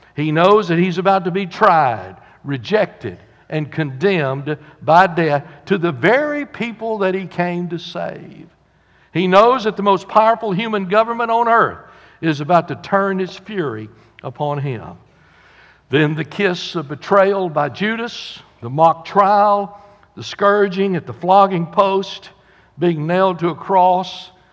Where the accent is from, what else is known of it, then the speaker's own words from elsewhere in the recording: the South, United States; We're from the South